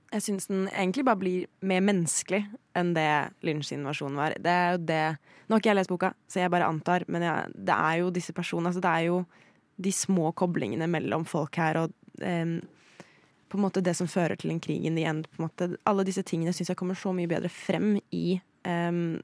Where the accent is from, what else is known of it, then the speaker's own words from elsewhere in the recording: Sweden; moved away; Jeg er svensk